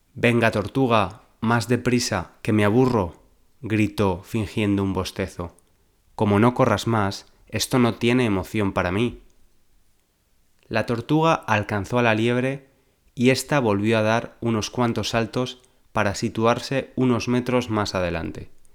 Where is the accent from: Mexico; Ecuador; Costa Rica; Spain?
Spain; Valencia, Valencian Community; moved away as an adult; now in London, United Kingdom; nací en Valencia, la tercera ciudad de España, vivo en Londres desde hace varios años